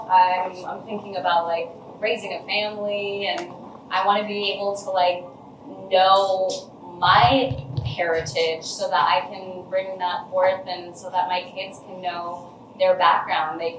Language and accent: English; United States; I was definitely raised very American